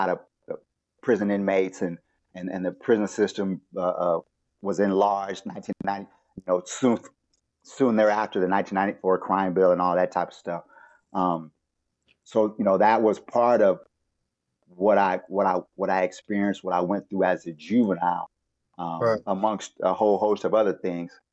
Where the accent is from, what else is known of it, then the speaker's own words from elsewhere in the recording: Los Angeles, California, United States; I grew up in Los Angeles, but I grew up by the beach and in the hood